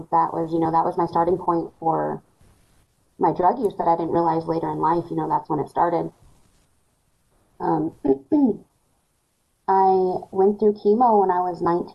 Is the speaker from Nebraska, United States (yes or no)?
yes; Scottsbluff, Nebraska, United States; I was born and raised in Scottsbluff, Nebraska.